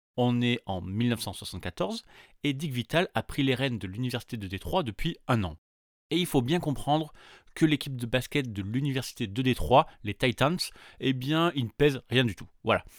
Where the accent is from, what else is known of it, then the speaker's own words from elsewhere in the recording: France; chez nous, en France